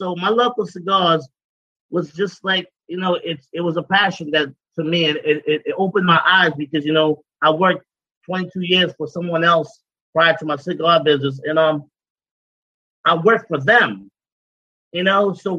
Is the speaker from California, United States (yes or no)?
no; Brooklyn, New York, United States; I'm from Brooklyn, New York, baby. I grew up hustling. I grew up hustling, man. Like most of us out here, I grew up hustling.